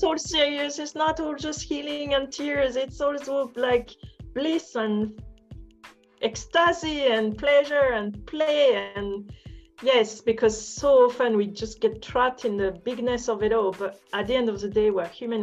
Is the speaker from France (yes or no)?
yes; France; English is a second language; I'm not English, I'm French